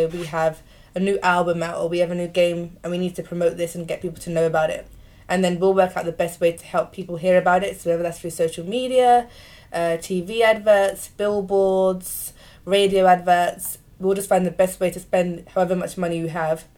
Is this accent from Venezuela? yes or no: no; London, United Kingdom; we're all from London